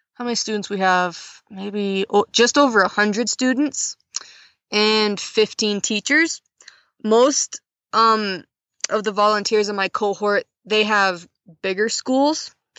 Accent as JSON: {"language": "English", "region": "northern Montana", "country": "United States", "tie": "born or raised there", "moved": "as an adult", "lives_now": "Mongolia", "said": "I was born and raised in Montana. I grew up on a farm"}